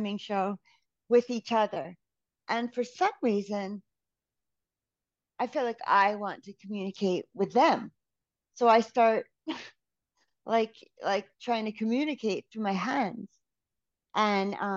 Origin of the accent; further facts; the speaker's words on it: United States; as an American